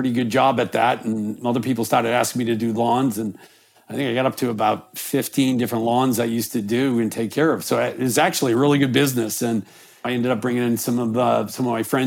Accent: North Attleboro, Massachusetts, United States; I grew up in a town kind of in between Boston and Providence called North Attleboro

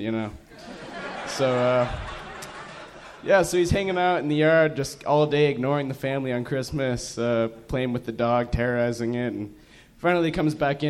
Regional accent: Missoula, Montana, United States; I'm from Montana. I'm from Missoula

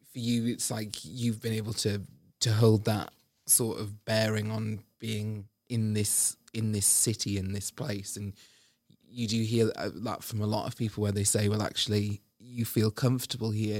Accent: rural Northumberland near Newcastle, North East England, United Kingdom; now in Liverpool, United Kingdom; I grew up in a really rural part of Northumberland near Newcastle.

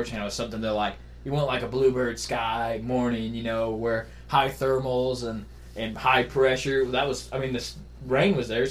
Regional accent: Missouri, United States; I come from Missouri

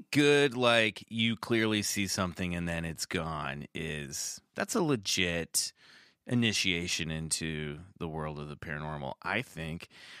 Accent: Kansas, United States; growing up in the Midwest, I grew up in Kansas

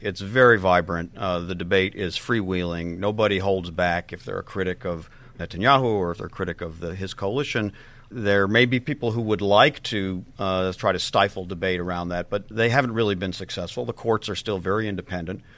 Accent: United States; me personally as an American

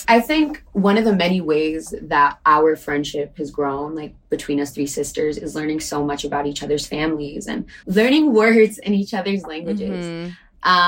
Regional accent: Bronx, New York, United States; I'm from New York originally in the Bronx, but that is where my

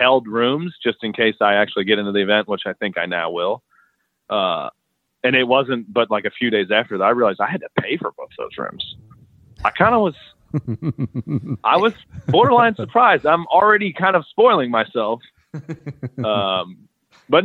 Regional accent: Dallas, Texas, United States; born or raised there

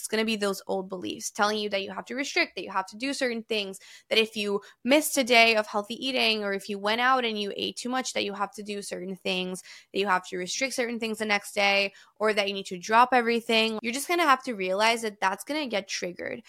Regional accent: Brazil; now in New York, United States; I grew up in Brazil

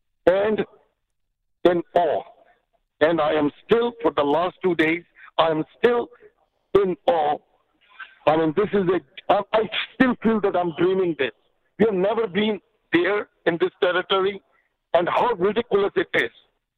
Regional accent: India; now in Canada; Well, you know, I came here in 84 from India, and for the first few years, for the first little time, I struggled

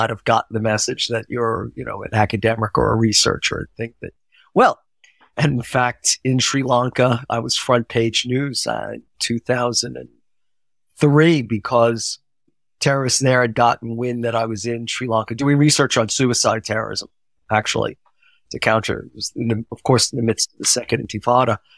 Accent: United States; whether I was Jewish or not didn't really matter to them. But being American could be a disadvantage

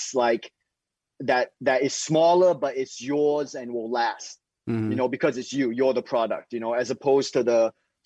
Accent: Singapore; now in United States; So in Singapore, I was growing up in Singapore

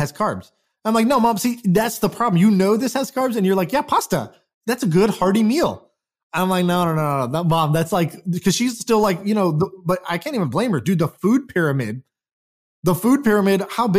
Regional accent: Houston, Texas, United States; I grew up in Houston, Texas in middle school.

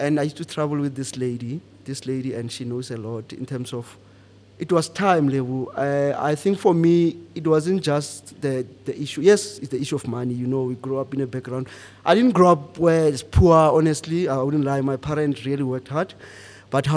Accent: Pretoria, Gauteng, South Africa; moved away as an adult; also born or lived in Rustenburg; now in Johannesburg, South Africa; I'm from Pretoria.

